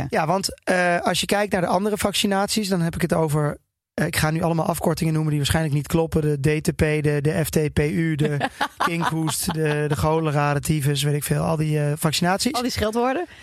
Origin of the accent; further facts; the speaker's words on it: Twente, Overijssel, Netherlands; Ik kom uit Twente